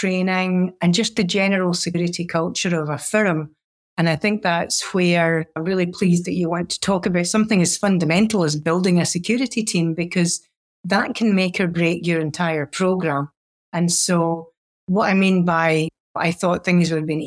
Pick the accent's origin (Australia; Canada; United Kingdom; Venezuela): United Kingdom; Scotland; now in United States; being a Scot